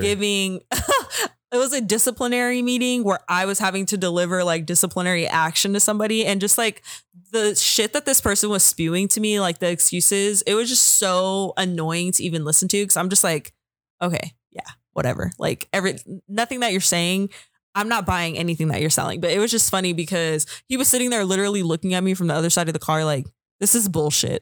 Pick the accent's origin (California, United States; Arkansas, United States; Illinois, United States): California, United States; I'm from California